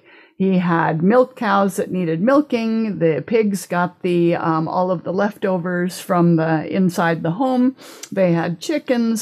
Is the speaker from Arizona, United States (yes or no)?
yes; Phoenix, Arizona, United States; moved away as an adult; also born or lived in Stillwater, Oklahoma / Germany / Austria / Flagstaff, Arizona; now in Maui, United States; when I was 3 weeks old, he got a new job in Phoenix. And so they moved to Phoenix